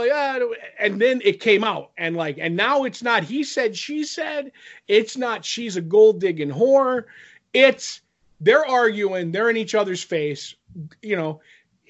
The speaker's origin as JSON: {"language": "English", "region": "Pennsylvania", "country": "United States", "said": "I'm from Pennsylvania"}